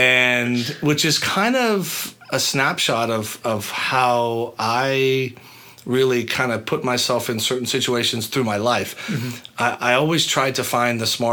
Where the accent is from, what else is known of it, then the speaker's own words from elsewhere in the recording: Boston, Massachusetts, United States; the youngest of eight kids, growing up in Massachusetts